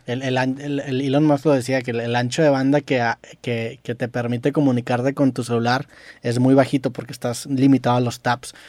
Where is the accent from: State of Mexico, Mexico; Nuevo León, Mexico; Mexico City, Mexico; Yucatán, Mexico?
Nuevo León, Mexico; Monterrey; accent: regio; yo a lo mejor para muchas personas tengo un acento muy regio